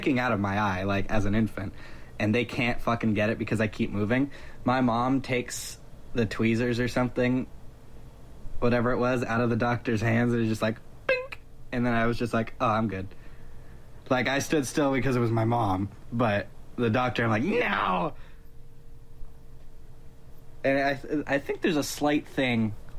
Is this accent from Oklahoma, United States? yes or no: no; Georgia, United States; now in California, United States; I grew up in Georgia